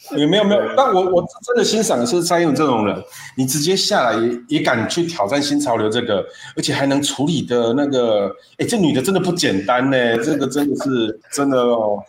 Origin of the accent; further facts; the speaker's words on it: Taiwan; 我们台湾人这一种